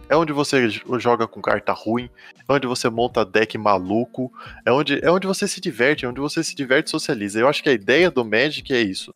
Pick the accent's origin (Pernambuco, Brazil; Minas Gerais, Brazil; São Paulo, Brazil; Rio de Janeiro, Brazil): São Paulo, Brazil; Itu; also born or lived in United States; now in Boituva, Brazil; moro em Boituva, mas sou nascido em Itu, no interior de São Paulo